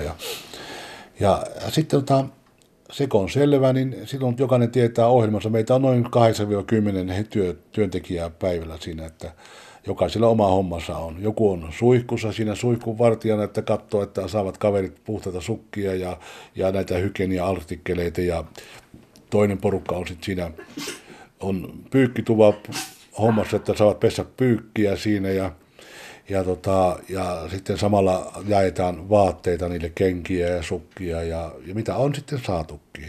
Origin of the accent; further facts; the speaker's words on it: Juuka, North Karelia, Finland; also born or lived in Sweden; now in Stockholm, Sweden; 76 tultiin Ruotsiin sieltä Pohjois-Karjalasta, Kivenpyörittäjän kylästä Juukasta